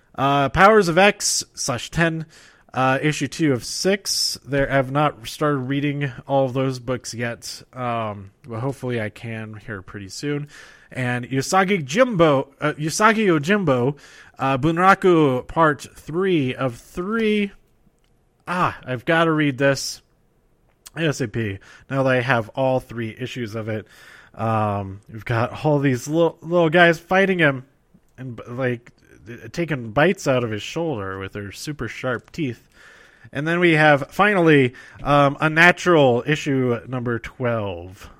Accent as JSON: {"language": "English", "region": "Colorado", "country": "United States", "tie": "born or raised there", "said": "my home state"}